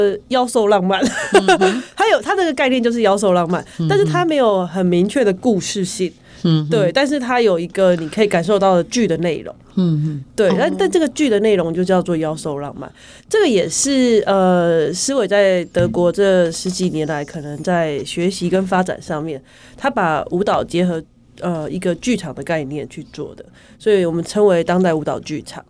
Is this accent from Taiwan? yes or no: yes; Changhua County, Taiwan; 然后我们彰化人限定票是六百四，